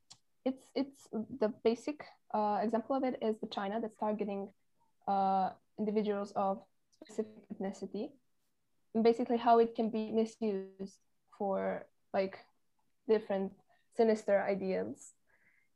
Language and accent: English; Novi Sad, Vojvodina, Serbia; I come from a beautiful country called Serbia, more specifically the city of Novi Sad